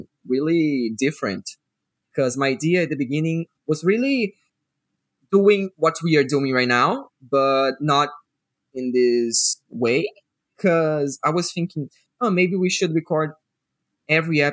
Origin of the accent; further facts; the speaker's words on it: Rio de Janeiro, Brazil; English is a second language; I'm from Rio